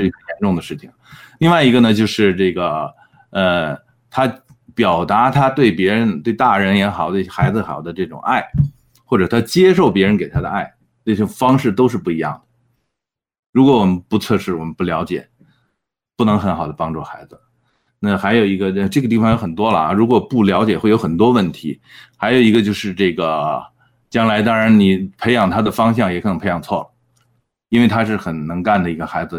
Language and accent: Chinese; China; now in Edmonton, Canada; 那我们中国人在埃德蒙顿呢，大概是百分之十